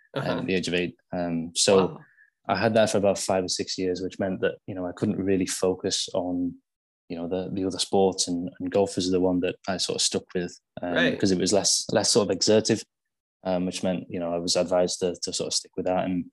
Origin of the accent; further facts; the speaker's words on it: Hull, Yorkshire and the Humber, United Kingdom; So I'm from Yorkshire, which is in the northeast of England. The nearest big city to me is Hull.